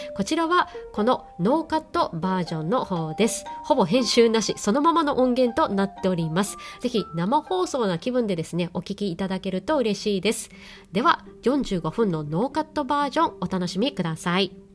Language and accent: Japanese; Hiroshima, Japan; moved away as an adult; now in Hong Kong; 実家広島なんですけど広島にずっと帰れてなかったりする